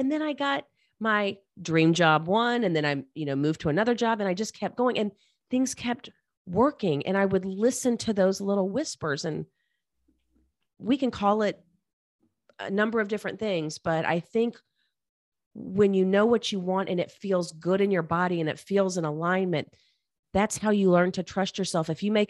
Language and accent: English; Charlotte, North Carolina, United States; I grew up in Charlotte, North Carolina.